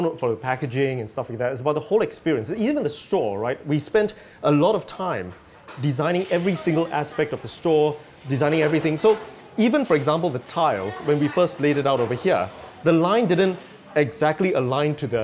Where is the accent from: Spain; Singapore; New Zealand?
Singapore; I'm Singaporean.